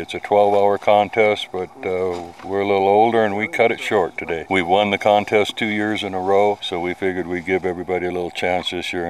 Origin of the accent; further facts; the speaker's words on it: Hobson, Montana, United States; I'm from Hobson, Montana.